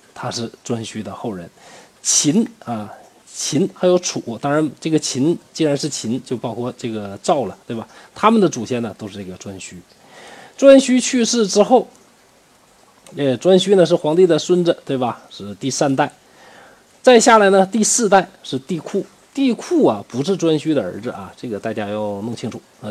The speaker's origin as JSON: {"language": "Chinese", "country": "China", "said": "我们中国人"}